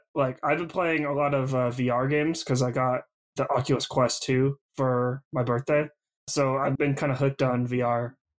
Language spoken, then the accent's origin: English; Sonora, California, United States; also born or lived in Groveland; growing up in Sonora and Groveland, like, we were pretty used to forest fires and like the Creek Fire and stuff like that.